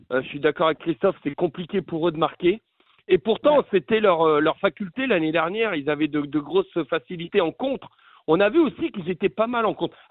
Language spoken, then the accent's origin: French; France; Moi, je ne peux pas me l'interdire en tant que Français.